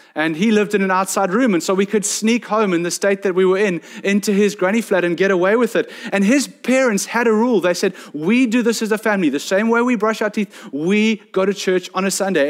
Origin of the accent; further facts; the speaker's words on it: South Peninsula, Western Cape, South Africa; I come from South Penn, where I see the trek netters go out all the time